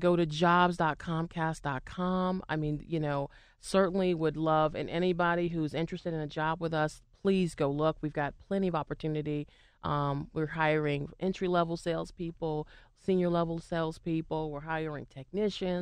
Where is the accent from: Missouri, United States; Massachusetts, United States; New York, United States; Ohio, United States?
Massachusetts, United States; Boston; now in Pittsburgh, United States; I used to sing a lot at, um, Fenway when I, I grew up in Boston